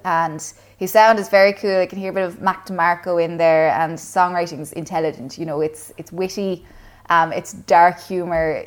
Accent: Kilcash, Munster, Ireland; I grew up in Clonmel, well, technically Kilcash out in Cleveland

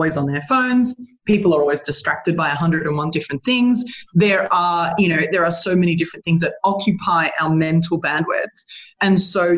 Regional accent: Australia; I'm an Australian

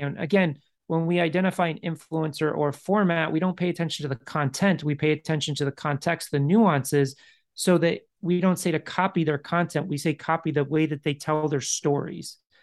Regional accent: Chicago, Illinois, United States; moved away; I grew up in Chicago. I left Chicago

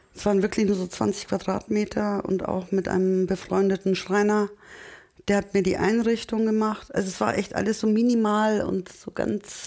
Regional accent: Munich, Bavaria, Germany; German is a second language; also born or lived in Turkey; als Münchner

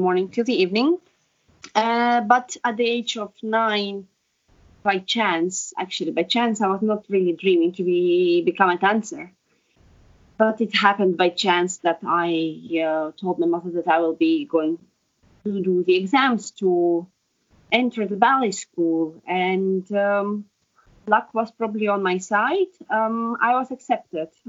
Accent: Estonia; Estonian-born, ex-ballet dancer

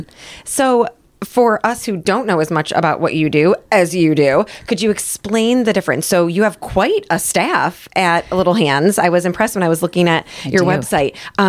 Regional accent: Lakewood, Ohio, United States; moved away; I grew up in Lakewood, right outside of Cleveland

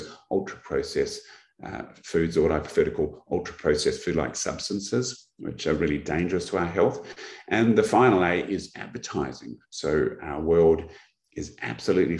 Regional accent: Australia

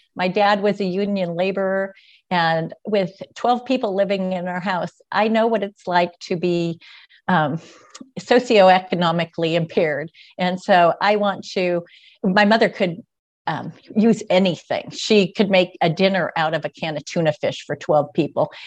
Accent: Portland, Oregon, United States; I was born and raised in Portland

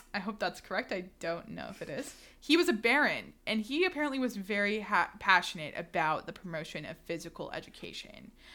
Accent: Houston, Texas, United States; I'm from Houston

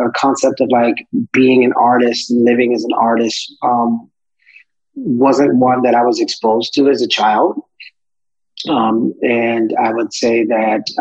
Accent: Pawleys Island, South Carolina, United States; moved away as an adult; also born or lived in Myrtle Beach, South Carolina; now in Washington, D.C., United States; I was born in Pawleys Island, South Carolina, which is a part of the Gullah Geechee region series of various islands where my ancestors were brought over from Western Africa and enslaved and worked those plantations for hundreds of years and spent my life there until about 17, 18 when I went to college

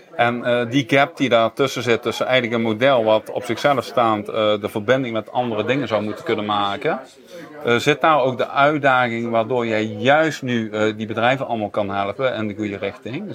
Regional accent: Netherlands; uit mijn geboortedorp Arsen

